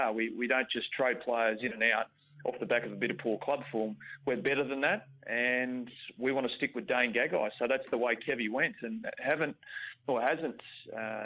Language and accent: English; Queensland, Australia; I'm in Sydney at the moment, and I'm a Queenslander